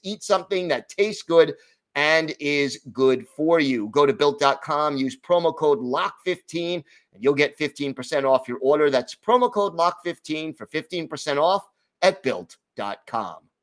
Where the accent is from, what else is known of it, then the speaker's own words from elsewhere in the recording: United States; speaking more as an American